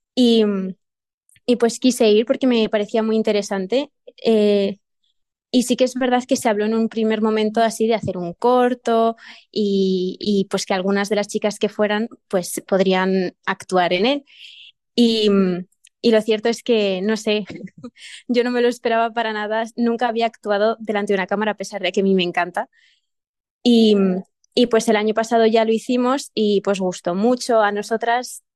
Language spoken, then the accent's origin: Spanish; Burgos province, Castile and León, Spain; yo soy de Burgos, pero no de Burgos ciudad